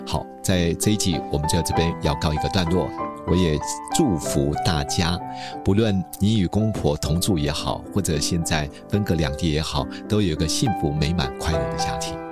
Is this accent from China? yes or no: no; Taipei, Taiwan; 我们老家在七年公园对面嘛